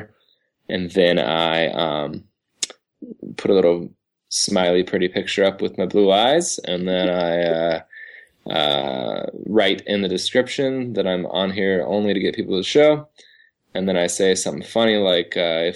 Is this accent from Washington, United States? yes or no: yes; Seattle, Washington, United States; we're just from Seattle